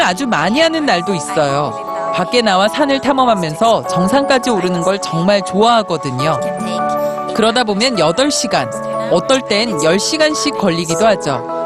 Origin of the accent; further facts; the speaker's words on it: Sweden; also born or lived in Norway; now in Alps; 전 스웨덴 출신이고 노르웨이에 오랫동안 살았기 때문에